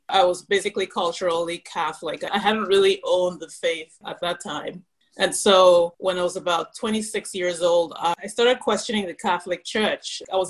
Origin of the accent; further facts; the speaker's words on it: Cameroon; also born or lived in Nigeria / United States; See, I grew up in Cameroon and Nigeria, but I spent the first 4 years of my life in the U.S.